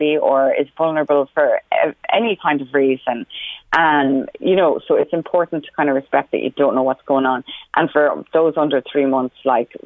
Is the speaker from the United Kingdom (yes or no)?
no; Roscommon, Connacht, Ireland; now in Meath, Ireland; Roscommon, my hometown, initially, until I moved to Meath